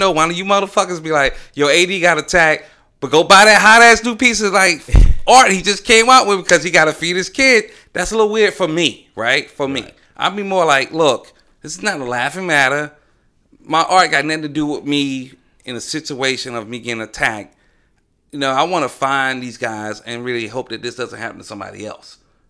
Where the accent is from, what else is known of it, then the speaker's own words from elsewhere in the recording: Southern United States, United States; Hey, I'm from the South.